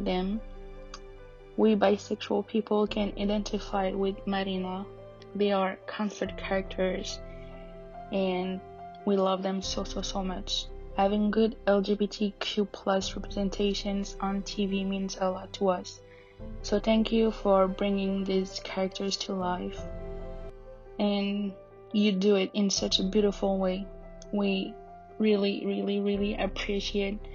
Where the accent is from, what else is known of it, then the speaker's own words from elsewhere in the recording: Paris, Île-de-France, France; I'm from Paris and I'm 23 years old